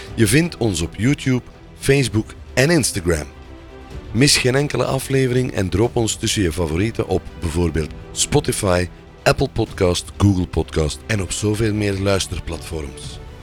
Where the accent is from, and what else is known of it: Belgium